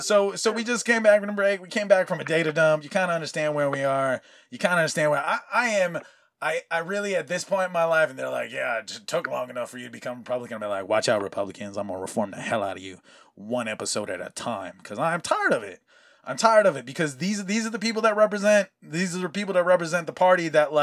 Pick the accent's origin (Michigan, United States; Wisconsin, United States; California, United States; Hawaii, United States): Hawaii, United States; you matched the description of a young Latino male. And I go, oh, that's funny because I'm Hawaiian.